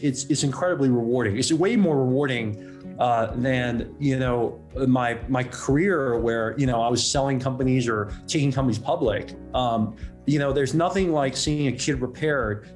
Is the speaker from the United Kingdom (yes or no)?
no; Hong Kong; we were living, we grew up in Hong Kong